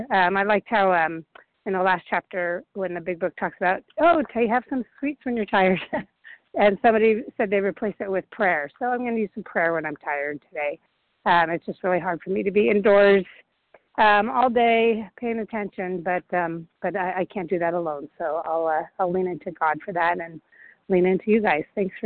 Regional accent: California, United States; also born or lived in Boston; This is … calling from Boston, originally, but I'm from California

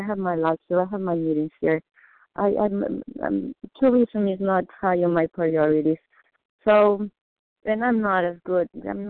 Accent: Mexico; moved away; I was born in Mexico. I know what Mexican pesos mean.

